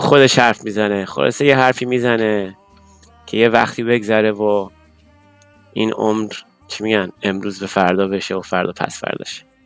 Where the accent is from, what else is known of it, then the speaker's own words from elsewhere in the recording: Tehran, Tehran Province, Iran; moved away; ما بچه تهرانم یعنی بچه شهرم